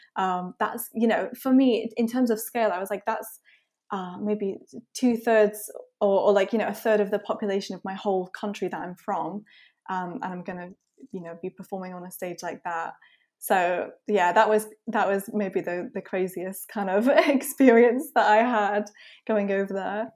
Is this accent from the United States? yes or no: no; Isle of Man; I'm from the Isle of Man, by the way, which is, like, a really small offshore